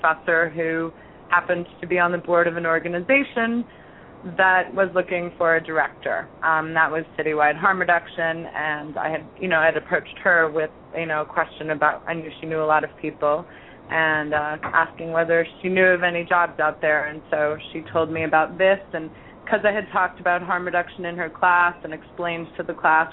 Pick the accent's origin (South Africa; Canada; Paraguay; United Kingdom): Canada; Toronto, Ontario; moved away as an adult; now in New York City, United States; I grew up in Toronto